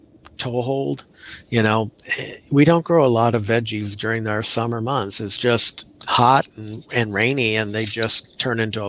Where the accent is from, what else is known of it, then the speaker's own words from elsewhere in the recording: Milwaukee, Wisconsin, United States; now in Florida, United States; growing up in Milwaukee